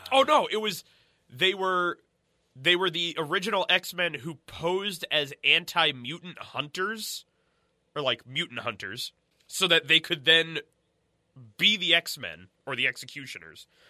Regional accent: United States; we grew up outside of New York

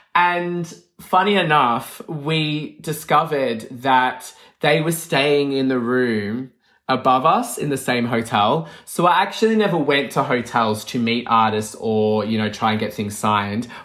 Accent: Melbourne, Victoria, Australia; moved away; I'm from Melbourne

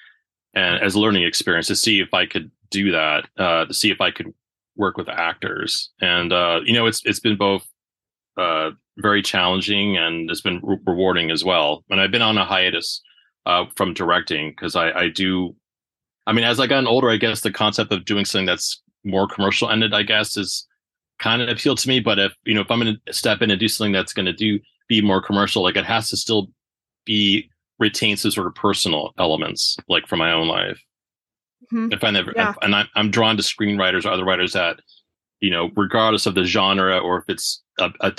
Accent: Orange County, Southern California, United States; I grew up in Southern California, in Orange County

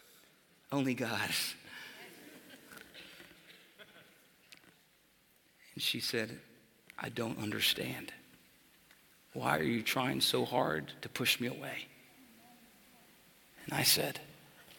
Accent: Texas, United States; I'm from Texas

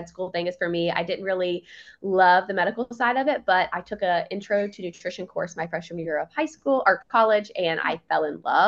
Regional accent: Virginia, United States; moved away as an adult; now in Florida, United States; I'm originally from Virginia

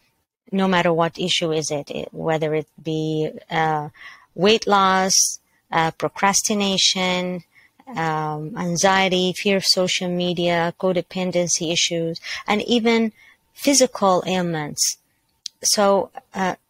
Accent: Mississauga, Ontario, Canada; I am from Mississauga, Canada

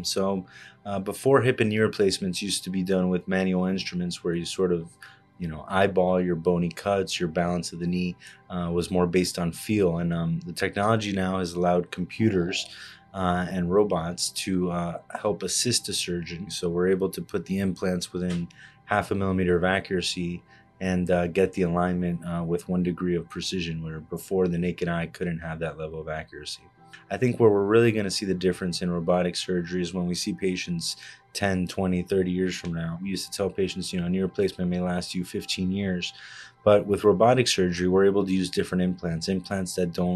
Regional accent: Miami, Florida, United States; moved away as an adult; also born or lived in Havana, Cuba / Chicago; now in New Jersey, United States; I was born in Havana, Cuba, and I grew up in Miami

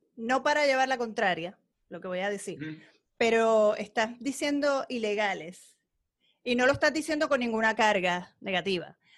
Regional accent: Puerto Rico; also born or lived in New York; como mujer puertorriqueña

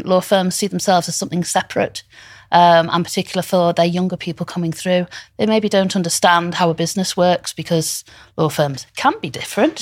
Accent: Liverpool, North West England, United Kingdom; I, I'm from Liverpool. I went to Waite University and Law College and I came back

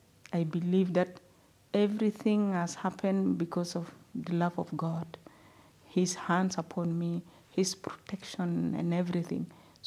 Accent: Sudan; moved away; especially in Uganda when I was out from Sudan.

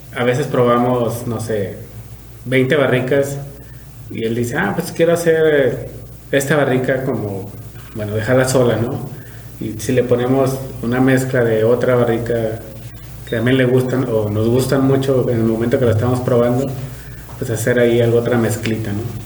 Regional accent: Apúndaro, Michoacán, Mexico; moved away as an adult; now in Valle de Guadalupe, Mexico; yo soy michoacano, eh, pueblito que se llama Apúndalo, somos del municipio de Tancítaro

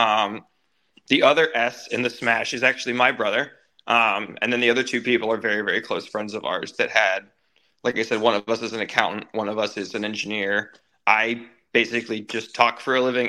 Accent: Dayton, Ohio, United States; now in Florida, United States; I'm from Dayton, Ohio.

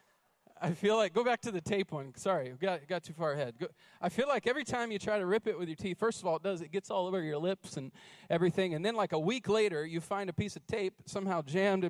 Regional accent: North Carolina, United States; now in Idaho, United States; I'm from North Carolina.

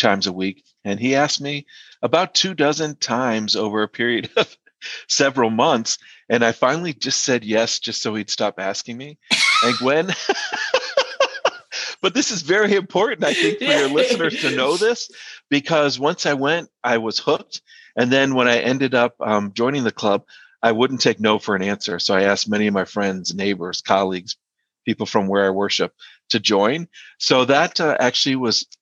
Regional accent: Georgia, United States; I'm from Georgia. That's where I grew up.

